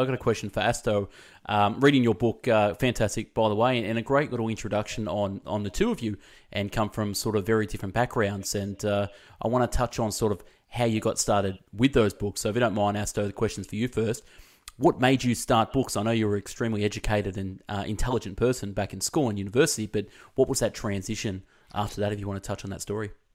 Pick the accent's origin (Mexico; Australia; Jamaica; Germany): Australia; Melbourne, Victoria; I'm from Melbourne